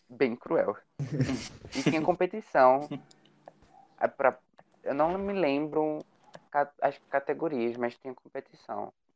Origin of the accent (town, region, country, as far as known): Brazil